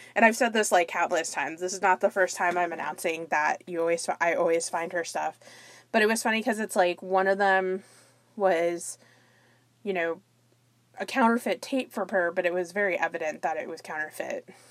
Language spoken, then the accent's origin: English; near Fort Lauderdale, Florida, United States; my hometown area, a little bit outside of the Fort Lauderdale, Florida area